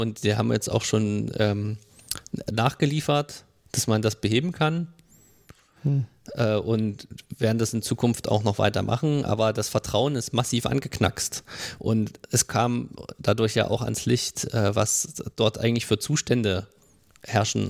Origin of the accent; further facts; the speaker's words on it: Marburg, Hesse, Germany; born or raised there